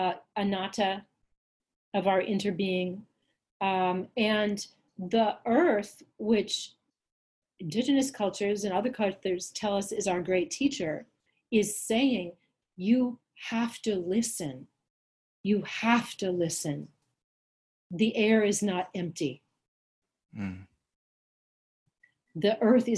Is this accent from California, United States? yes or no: yes; Los Angeles, California, United States; moved away; also born or lived in Minnesota; a girl growing up in Los Angeles